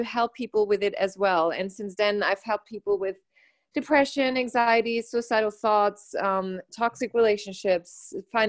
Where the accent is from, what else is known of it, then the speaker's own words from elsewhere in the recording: Germany; moved away as an adult; also born or lived in United States; I was born and raised in Germany. And when I was 19, I didn't want to live there anymore. So I went to the US